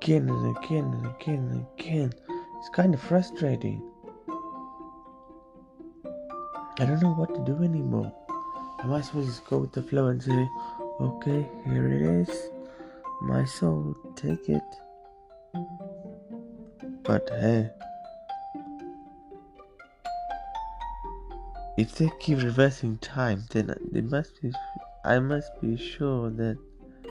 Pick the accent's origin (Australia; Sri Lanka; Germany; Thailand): Sri Lanka; also born or lived in England; now in United Kingdom; I'm from Sri Lanka, or some of us would like to call it Tamilalam